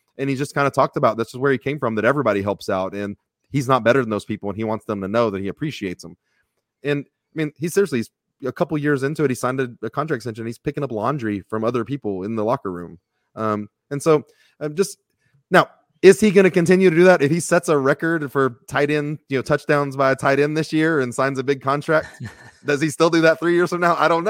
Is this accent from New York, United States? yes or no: no; Texas, United States; I got real lucky growing up in Texas.